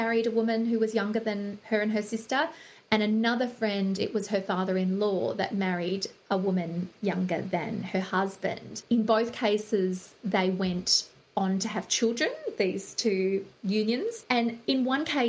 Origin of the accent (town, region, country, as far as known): Australia